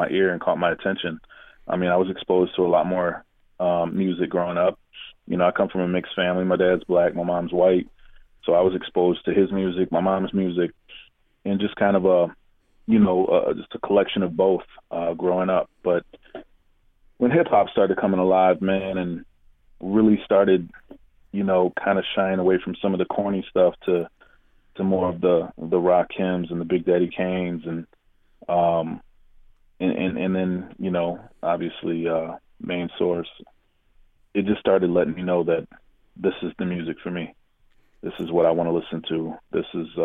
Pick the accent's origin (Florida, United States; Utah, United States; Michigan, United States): Michigan, United States; Grand Rapids; now in Detroit, United States; I'm originally from Grand Rapids